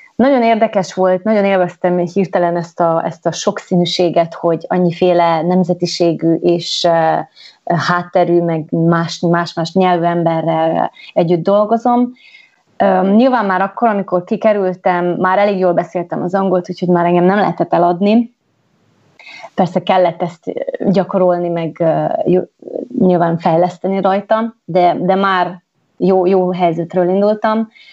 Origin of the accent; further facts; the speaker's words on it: Gheorgheni, Harghita County, Romania; moved away as an adult; also born or lived in London / New York / French Alps; Gyergyó Szent Miklóson Erdélyben születtem, egy kisvárosban, és uh, miután ott elvégeztem én az iskolát